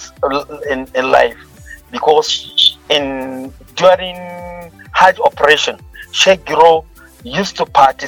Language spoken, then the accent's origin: English; Kebbi State, Nigeria; I'm from Kebbi State